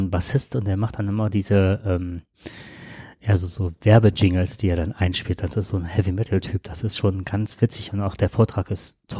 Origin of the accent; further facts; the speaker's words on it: Ruhr area, North Rhine-Westphalia, Germany; born or raised there